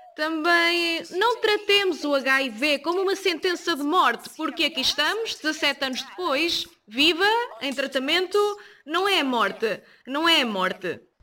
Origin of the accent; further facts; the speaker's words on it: South Africa; Sou da África do Sul